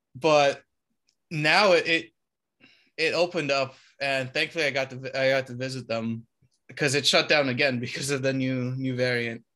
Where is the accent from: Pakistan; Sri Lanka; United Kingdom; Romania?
Romania; moved away; I come from Romania